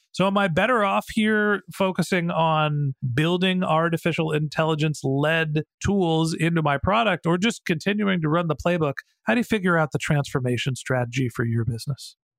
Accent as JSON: {"language": "English", "town": "Burlingame", "region": "California", "country": "United States", "tie": "born or raised there", "said": "my hometown, Burlingame here"}